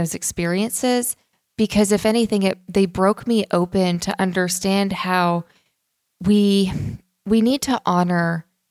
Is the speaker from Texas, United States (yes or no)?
no; Tulsa, Oklahoma, United States; now in Nashville, United States; growing up in Tulsa, Oklahoma, my dad's from upstate New York. My mom's from New Jersey. And we were one of the only Jewish families in our neighborhood.